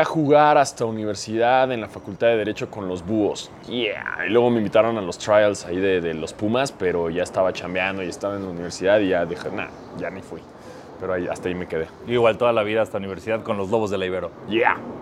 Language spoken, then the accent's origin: Spanish; Mexico; soy blanco y soy mexicano